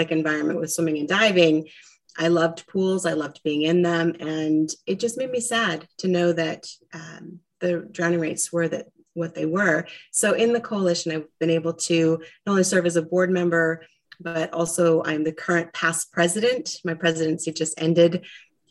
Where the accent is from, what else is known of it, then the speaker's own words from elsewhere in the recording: Traverse City, Michigan, United States; now in Arizona, United States; I grew up in Traverse City, Michigan